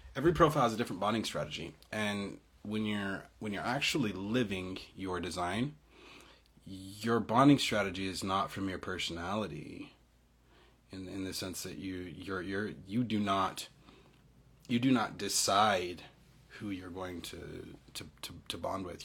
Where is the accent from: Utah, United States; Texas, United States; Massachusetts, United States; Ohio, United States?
Utah, United States; I'm half East African. Yeah, I'm you know I'm from Utah